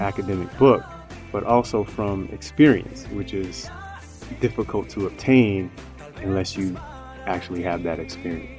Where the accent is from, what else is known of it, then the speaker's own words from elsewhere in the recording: Chicago, Illinois, United States; moved away as an adult; also born or lived in Florida; now in Beijing, China; I am originally from the United States by way of Chicago